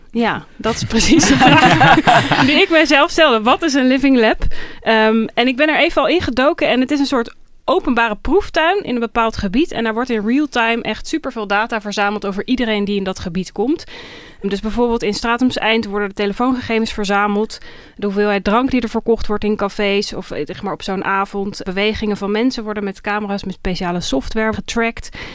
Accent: Groningen, Netherlands; in Groningen, waar ik vandaan kom

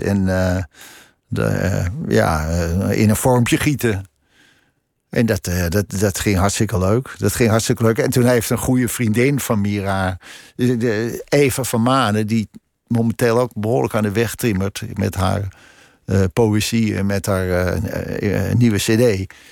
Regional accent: Krommenie, North Holland, Netherlands; also born or lived in Amsterdam; ik heb daar van mijn tiende tot mijn twintigste uh, gewoond in Cromony

